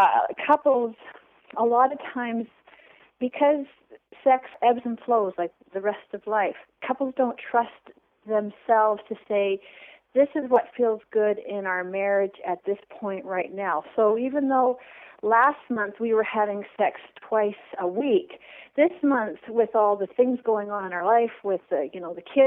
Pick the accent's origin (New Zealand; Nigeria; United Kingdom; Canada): Canada; also born or lived in San Francisco; I am from Canada. I'm Canadian.